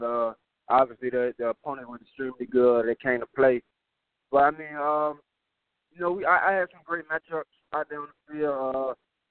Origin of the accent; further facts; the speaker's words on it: Tampa, Florida, United States; moved away; also born or lived in Arkansas; Growing up in Tampa, I always grew up in, you know, a good environment